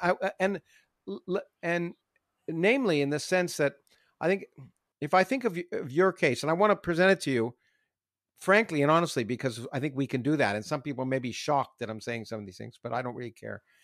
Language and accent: English; Canada; moved away; I grew up in Canada